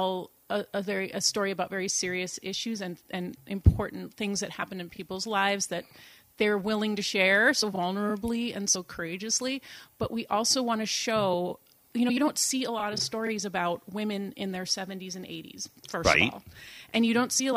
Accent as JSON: {"language": "English", "town": "Boston", "region": "Massachusetts", "country": "United States", "tie": "born or raised there", "also_born_or_lived": "Sweden", "accent": "Boston", "first_language": "English", "moved": "yes", "lives_now": "Saugatuck, United States", "said": "I grew up in Boston"}